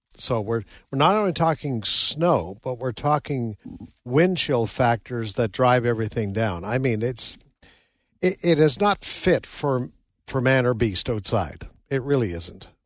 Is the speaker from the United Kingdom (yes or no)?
no; Nova Scotia, Canada; moved away; also born or lived in New Brunswick / Saskatchewan; I grew up in Nova Scotia, Canada, lived in New Brunswick